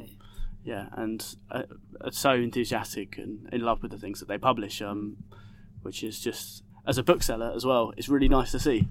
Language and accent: English; Essex, East of England, United Kingdom; also born or lived in Hackney, London; now in London, United Kingdom; I grew up in Essex, uh, and I now live in Hackney